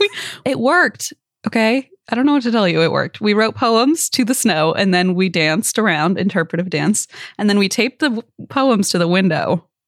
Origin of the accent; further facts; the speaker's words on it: Midwest, United States; as a kid growing up in the Midwest